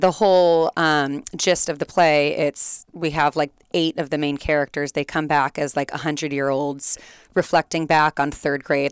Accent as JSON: {"language": "English", "town": "Fullerton", "region": "California", "country": "United States", "tie": "born or raised there", "said": "I grew up here in Fullerton"}